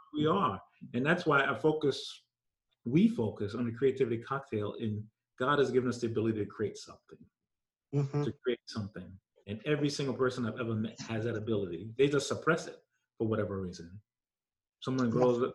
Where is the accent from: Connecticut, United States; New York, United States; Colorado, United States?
New York, United States; when I was growing up in New York